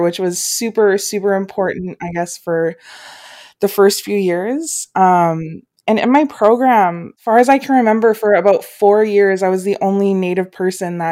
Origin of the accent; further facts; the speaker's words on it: Fort Frances, Ontario, Canada; moved away as an adult; also born or lived in Thunder Bay / Winnipeg; now in Ottawa, Canada; I'm from Kuchiching First Nation, but I was born in Fort Frances, raised in Thunder Bay in Winnipeg, and then my mom and I moved to Fort Frances for a decade and a half